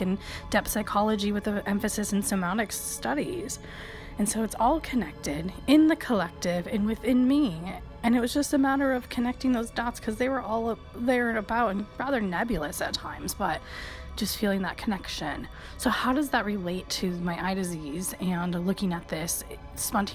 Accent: Michigan, United States; this very Eastern European girl growing up in Michigan

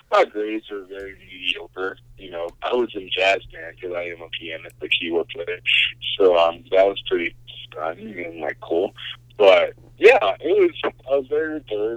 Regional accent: Augusta, Georgia, United States; also born or lived in Queens, New York; now in Colorado Springs, United States; when I was born until about when I was 8 years old, and then we moved to Augusta, Georgia, so that's usually where my prime childhood years kind of started

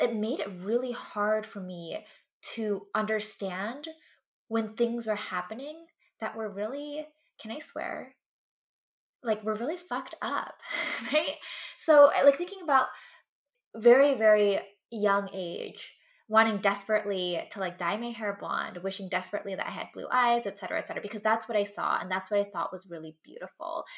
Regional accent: West Coast, United States; first language English; I grew up in the West Coast

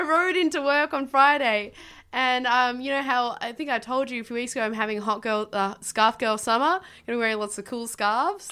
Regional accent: Tasmania, Australia; moved away; I grew up in Tasmania

